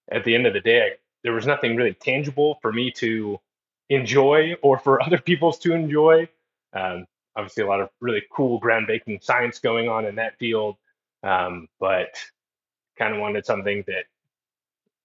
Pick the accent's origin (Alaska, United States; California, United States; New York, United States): Alaska, United States; Fairbanks; moved away as an adult; also born or lived in Edinburgh, Scotland / Spokane, Washington / Flagstaff, Arizona; I grew up in Fairbanks, Alaska